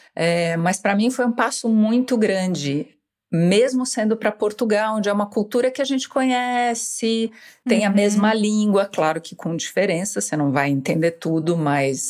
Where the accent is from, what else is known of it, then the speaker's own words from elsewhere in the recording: São Paulo, Brazil; moved away as an adult; Eu sou escritora, tenho 55 anos, nasci em São Paulo